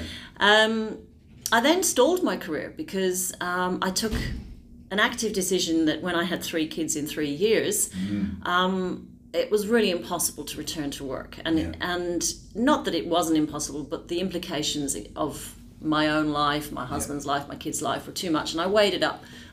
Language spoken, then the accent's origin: English; Dublin, Leinster, Ireland; now in Melbourne, Australia; I am originally from Dublin, Ireland.